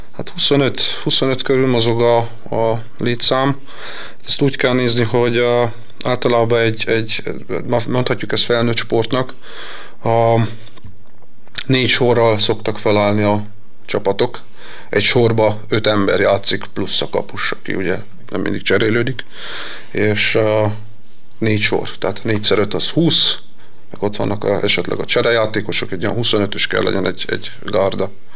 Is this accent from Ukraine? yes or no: no; Miercurea Ciuc, Harghita County, Romania; moved away as an adult; now in Veszprém, Hungary; Én a Csíkszaradába nevelkedtem